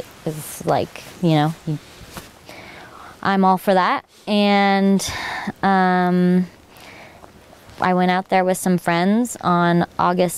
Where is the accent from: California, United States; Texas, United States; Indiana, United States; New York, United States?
California, United States; San Diego; moved away as an adult; now in Oregon, United States; I'm from San Diego. So I grew up through multiple firestorms